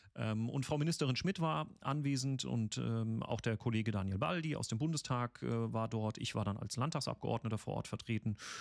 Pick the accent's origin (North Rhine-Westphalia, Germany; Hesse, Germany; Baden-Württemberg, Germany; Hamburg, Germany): Baden-Württemberg, Germany; Mannheim; moved away; wo ich herkomme, also Mannheimer Bub